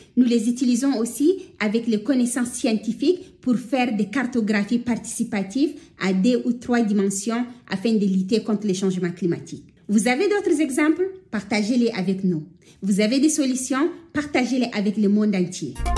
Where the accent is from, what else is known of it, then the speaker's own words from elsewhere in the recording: Chad; je viens du Tchad, je suis du peuple autochtone Pel Bororo